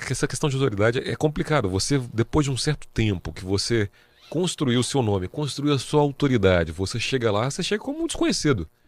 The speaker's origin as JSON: {"language": "Portuguese", "town": "Vitória", "region": "Espírito Santo", "country": "Brazil", "moved": "as an adult", "lives_now": "Presidente Prudente, Brazil", "said": "eu sou capixaba. Capixaba. Sou Vitória, sou 027."}